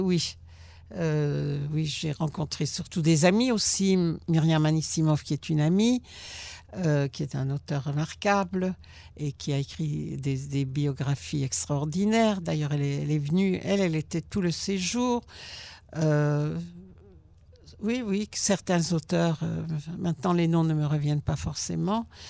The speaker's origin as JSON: {"language": "French", "country": "Belgium", "tie": "born or raised there", "also_born_or_lived": "Germany", "moved": "yes", "lives_now": "Israel"}